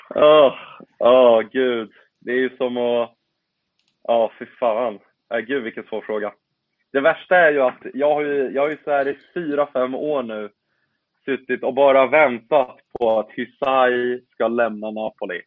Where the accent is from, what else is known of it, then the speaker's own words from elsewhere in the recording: Bosnia & Herzegovina; now in Sweden; som bosnier